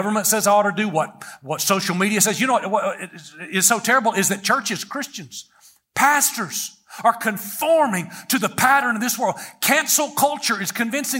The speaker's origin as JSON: {"language": "English", "country": "United States"}